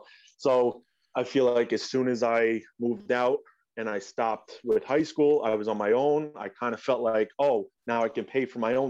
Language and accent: English; Rockland County, New York, United States; I'm from New York, Rockland County, to be specific.